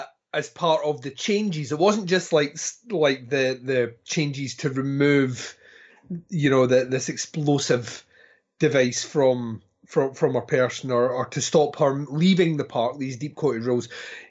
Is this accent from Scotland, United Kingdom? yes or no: yes; Scotland, United Kingdom; Well, I'm Scottish, right? So.